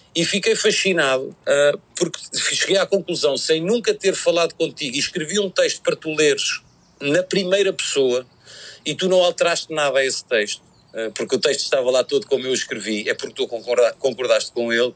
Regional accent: Portugal; como, português

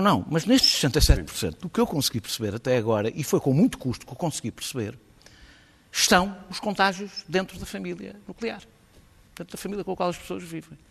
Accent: Lisbon, Portugal; como eu, lisboetas

